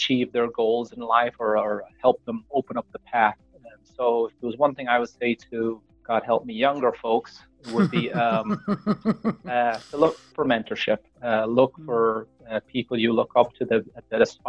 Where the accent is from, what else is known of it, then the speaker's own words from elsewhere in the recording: Tipperary, Munster, Ireland; moved away as an adult; also born or lived in Dublin, Ireland; now in Connecticut, United States; I spent most of my time in Tipperary. I grew up on a farm, which was a horse and chicken farm.